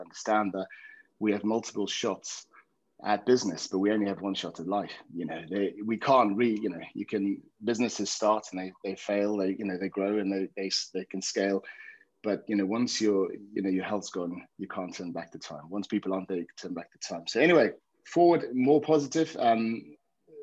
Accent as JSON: {"language": "English", "country": "South Africa", "tie": "born or raised there", "moved": "yes", "lives_now": "England", "said": "I grew up in South Africa, played rugby, came over to England"}